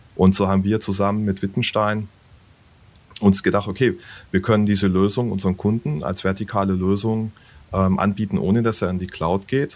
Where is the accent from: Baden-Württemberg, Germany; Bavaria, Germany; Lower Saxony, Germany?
Bavaria, Germany; Würzburg; meiner Heimatstadt zum Beispiel in mhm. Würzburg